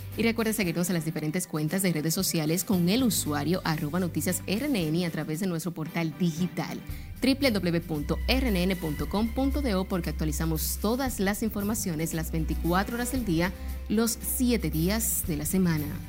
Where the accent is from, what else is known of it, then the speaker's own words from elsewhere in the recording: Dominican Republic; nos identifica como dominicanos